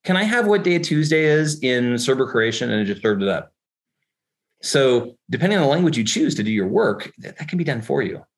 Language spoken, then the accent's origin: English; California, United States; accent: Californian English; first language English; I am a native speaker of Californian English.